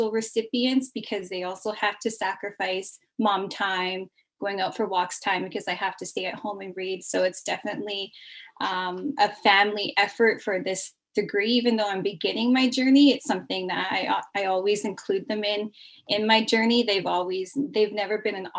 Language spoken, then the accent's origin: English; Kamloops, British Columbia, Canada; I'm from the Secwepemc Nation, which is located here in Kamloops, in the interior of British Columbia